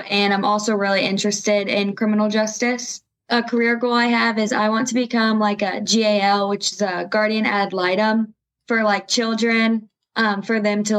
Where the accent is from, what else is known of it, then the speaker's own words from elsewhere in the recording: Bloomington, Illinois, United States; also born or lived in Hopedale / McLean; So I was born in Bloomington, and I've lived in Hopedale and McLean. They're just super small towns outside of Bloomington. I am currently a senior at Olympia High School.